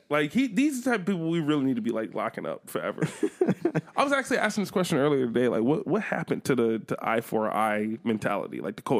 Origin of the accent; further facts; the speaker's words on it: Buffalo, New York, United States; I'm from Buffalo